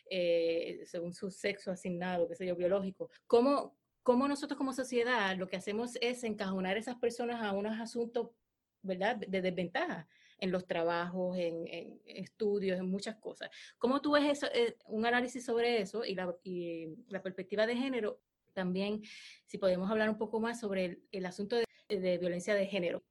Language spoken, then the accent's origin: Spanish; Puerto Rico; also born or lived in Hawaii / United States; yo soy puertorriqueña, porque amo Puerto Rico